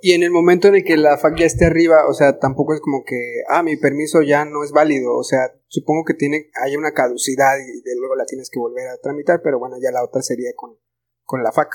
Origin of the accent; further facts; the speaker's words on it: Mexico; como mexicanos